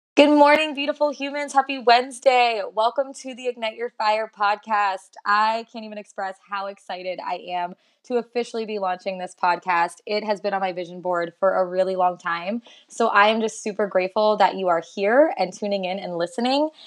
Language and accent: English; South Florida, United States; moved away as an adult; now in Texas, United States; I am originally from South Florida, but I moved to Texas a little over three years ago